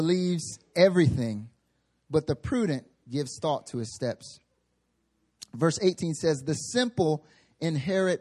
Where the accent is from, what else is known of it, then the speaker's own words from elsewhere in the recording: North Carolina, United States; moved away as an adult; now in Seoul, South Korea; I'm from the South, right? I'm from North Carolina, the southeastern United States.